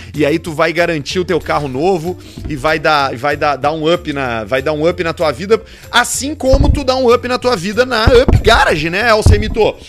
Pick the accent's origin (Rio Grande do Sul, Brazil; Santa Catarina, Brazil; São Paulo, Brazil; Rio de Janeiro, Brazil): Rio Grande do Sul, Brazil; Porto Alegre; eu sou da Zona Norte